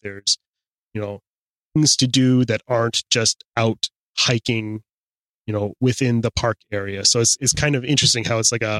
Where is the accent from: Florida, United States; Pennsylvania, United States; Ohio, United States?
Ohio, United States; Akron; I'm from right outside of Akron. I went to high school in Akron.